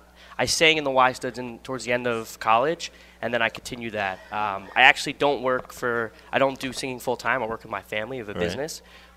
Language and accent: English; Livingston, New Jersey, United States; I'm from the Livingston area.